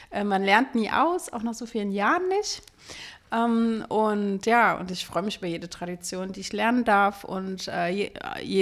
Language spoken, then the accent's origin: German; Berlin, Germany; kommen wir ja aus Berlin und bei uns ist dieser Brauch tatsächlich nicht so häufig.